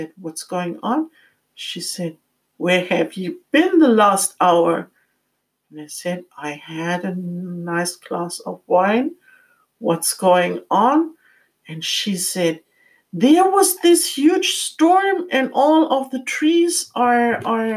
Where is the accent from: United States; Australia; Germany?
Germany; Frankfurt, Hesse; moved away; I was living close to my hometown, Frankfurt, at that time